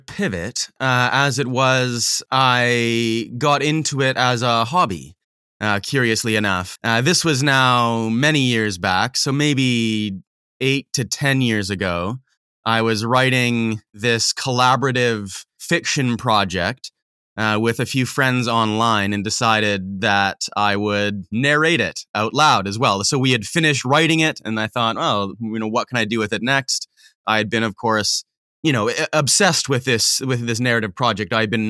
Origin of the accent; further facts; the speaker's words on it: Manitoba, Canada; also born or lived in Saskatchewan / Alberta / British Columbia; No, so I grew up in Manitoba, Canada.